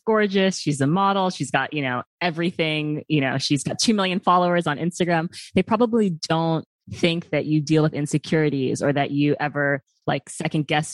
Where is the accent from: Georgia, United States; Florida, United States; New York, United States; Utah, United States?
New York, United States; New York City; I grew up here in New York City